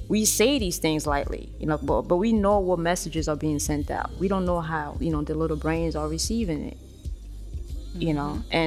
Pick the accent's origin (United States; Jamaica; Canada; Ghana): Jamaica; and but you know, being being Jamaican and being in Jamaica, like, it's the lighter you are, the better chance that you have